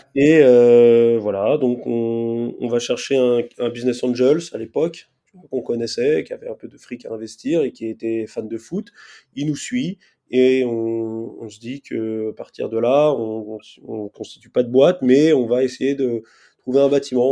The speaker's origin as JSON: {"language": "French", "town": "Stains", "region": "Île-de-France", "country": "France", "said": "je suis de Stan, en Seine-Saint-Denis"}